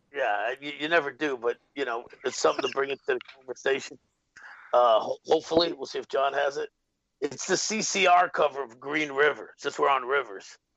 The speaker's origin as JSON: {"language": "English", "town": "New York City", "region": "New York", "country": "United States", "tie": "born or raised there", "said": "growing up in the Bronx as a Puerto Rican kid, South Bronx in the '80s."}